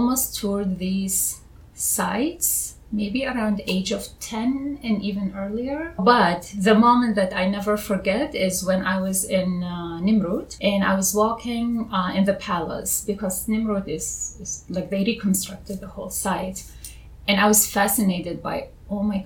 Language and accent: English; Baghdad, Baghdad Governorate, Iraq; moved away as an adult; also born or lived in Duhok; now in New York, United States; I was born in Baghdad and I grew up in Baghdad.